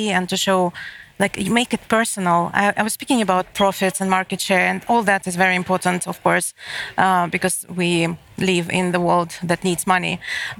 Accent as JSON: {"language": "English", "region": "Moscow", "country": "Russia", "moved": "as an adult", "lives_now": "Malmö, Sweden", "said": "I live in Malmö, and I'm coming from Moscow"}